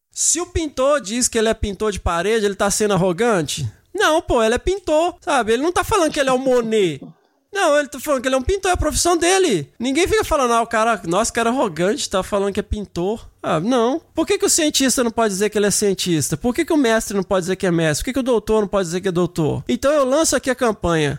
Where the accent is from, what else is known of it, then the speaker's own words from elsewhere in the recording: Minas Gerais, Brazil; quando eu era criança lá em Minas